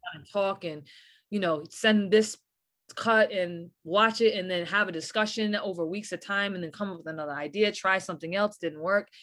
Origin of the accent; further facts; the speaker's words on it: New England, United States; especially being from New England.